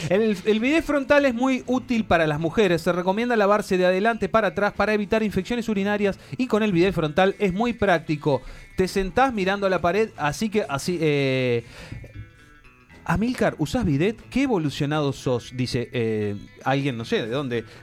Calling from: Virginia, United States; de Virginia y acá en los Estados Unidos no existe el bidet.

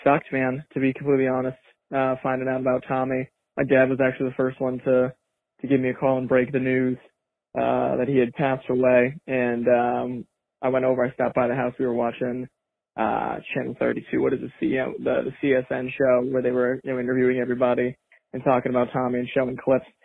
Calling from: Northampton, Massachusetts, United States; I'm calling out from Northampton, Massachusetts.

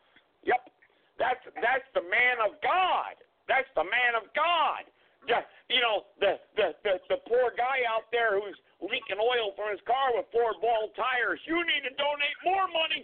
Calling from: Greensboro, North Carolina, United States; I'm calling from Greensboro, North Carolina.

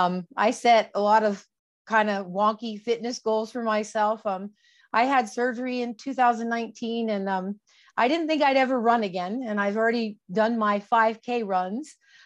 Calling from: Pueblo, Colorado, United States; From Pueblo, Colorado.

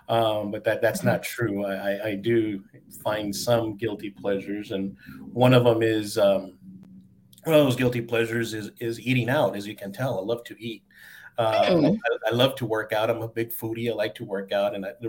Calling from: El Paso, Texas, United States; but I'm in El Paso, Texas, and we have great allergy season going on here.

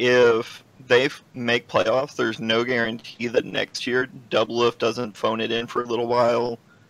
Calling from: Arkansas, United States

